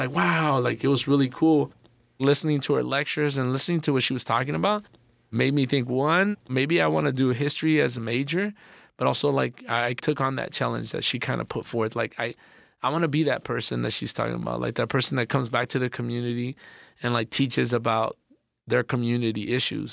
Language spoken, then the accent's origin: English; Los Angeles, California, United States; I grew up in Northeast Los Angeles